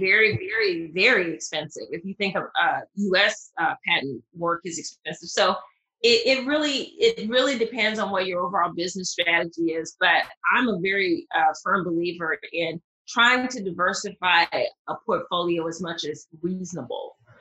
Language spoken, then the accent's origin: English; Mississippi, United States; accent: southern; moved away; I am originally from Mississippi, and even though I don't hear my southern accent, whenever I hear playback, it's pretty pretty pronounced